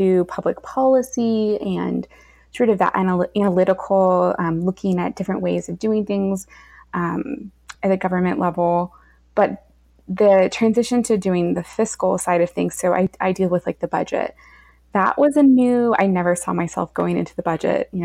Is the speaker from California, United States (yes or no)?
yes; California, United States; moved away as an adult; also born or lived in North Carolina; I'm from California originally